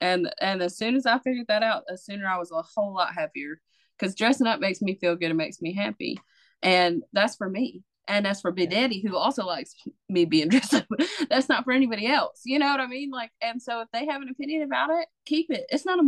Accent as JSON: {"language": "English", "region": "Mississippi", "country": "United States", "accent": "Mississippi", "said": "South Mississippi."}